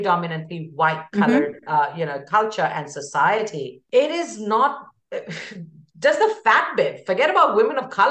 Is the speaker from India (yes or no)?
yes; India; moved away; woman of color, I hail from India.